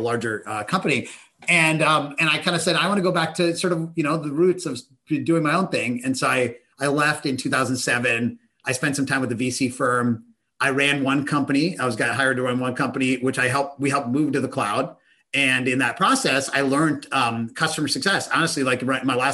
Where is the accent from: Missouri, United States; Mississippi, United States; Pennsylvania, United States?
Pennsylvania, United States; Pittsburgh; I grew up in Pittsburgh, Pennsylvania